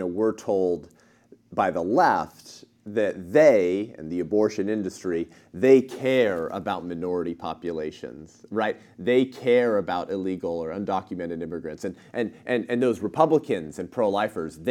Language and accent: English; Southern California, United States; I'm born and raised in Southern California